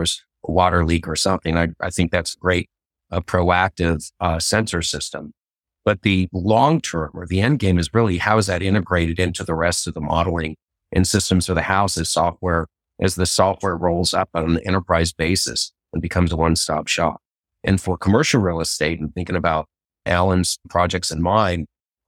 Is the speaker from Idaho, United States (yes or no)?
yes; Idaho, United States; I'm from Idaho here